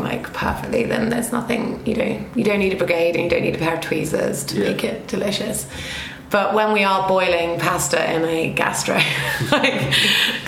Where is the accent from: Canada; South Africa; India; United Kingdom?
United Kingdom; Aldeburgh, East of England; now in New York, United States; I come from Albra